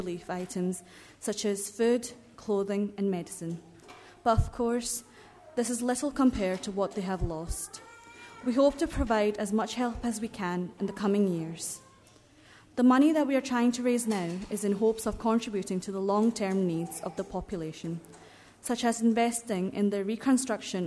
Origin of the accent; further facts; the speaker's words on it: Kerala, India; moved away; my home country, Kerala, the southern state of India.